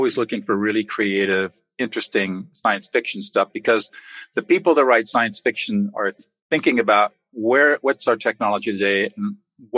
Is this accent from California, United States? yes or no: yes; San Marino, California, United States; I grew up in San Marino, California, which for those of you that are not familiar with Southern California, is in the Pasadena area.